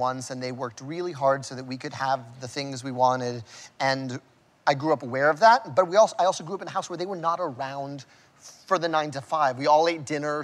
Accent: New York, United States; also born or lived in Vega Alta, Puerto Rico; We grew up in New York, but we grew up on 200th Street, so we spoke Spanish in every business

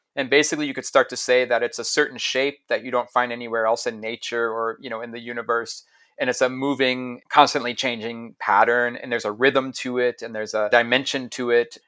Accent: Ohio, United States; moved away; also born or lived in Stockholm, Sweden; I grew up in Ohio

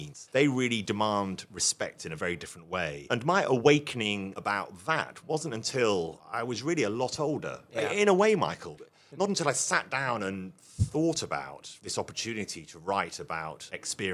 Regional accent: London, United Kingdom; as a teenager growing up in London

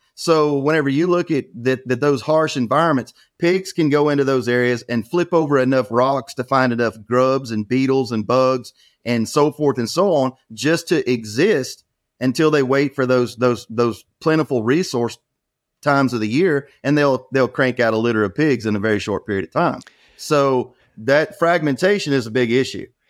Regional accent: near Beaumont, Southeast Texas, United States; I was raised in Southeast Texas, about an hour outside of Beaumont.

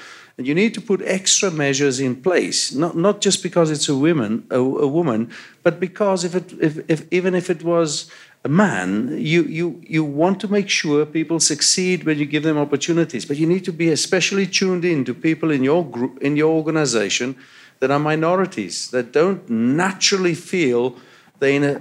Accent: South Africa; now in Canada; From my accent, you can hear I grew up in apartheid South Africa.

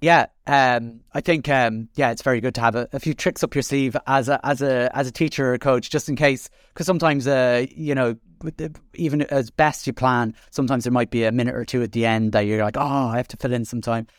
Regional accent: Dublin, Leinster, Ireland; moved away as an adult; now in Carlow, Ireland; I'm an exiled from Dublin, but, uh, have, uh, living in Carlow the last twenty years

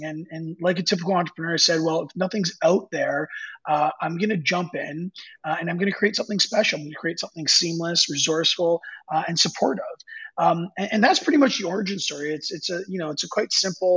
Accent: Canada; being Canadian, hockey was a big part of my life.

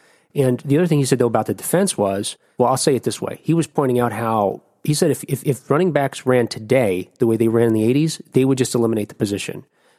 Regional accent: Jersey City, New Jersey, United States; I'm from Jersey City

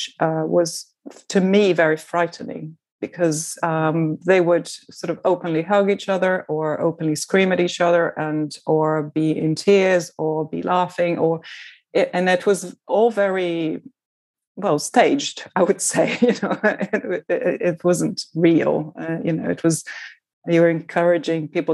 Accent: Brazil; first language Portuguese; English is a second language; moved away; I was from Brazil, and my mother tongue is Portuguese

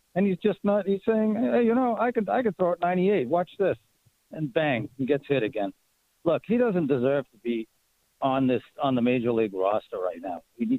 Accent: Boston, Massachusetts, United States; moved away; I'm from Boston, all right?

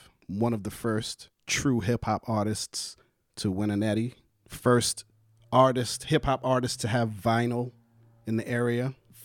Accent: New York City, New York, United States; I was born and raised in Harlem

